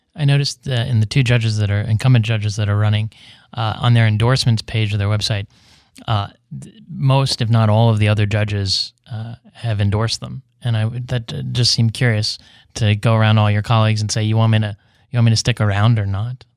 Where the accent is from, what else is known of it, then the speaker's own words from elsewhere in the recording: West Virginia, United States; now in San Diego, United States; in West Virginia, my home state